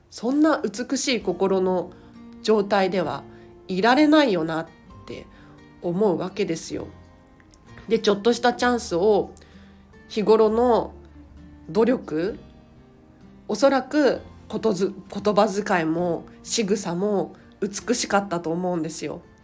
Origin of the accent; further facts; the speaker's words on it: Tokyo, Japan; 東京生まれ東京育ちでディズニーシーに住みたいミニマリスト